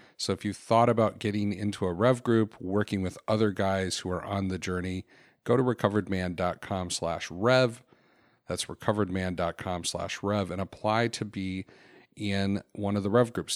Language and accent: English; Florida, United States; moved away; also born or lived in Chicago; I grew up in Florida before I moved to Chicago